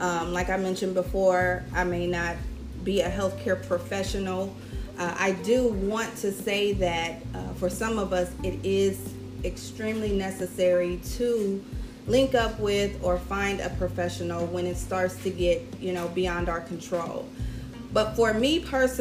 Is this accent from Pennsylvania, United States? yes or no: no; Cincinnati, Ohio, United States; moved away as an adult; now in South Florida, United States; I'm originally from Cincinnati, Ohio. I've lived down here in South Florida for 9 years